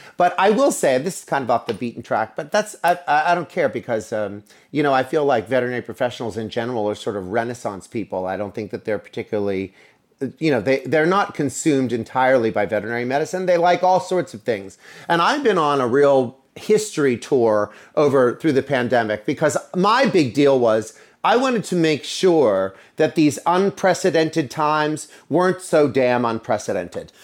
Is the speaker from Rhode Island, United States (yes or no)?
no; Altoona, Pennsylvania, United States; moved away as an adult; also born or lived in New York City; I was born and raised in Altoona, Pennsylvania, many years ago, and I made my way to New York City.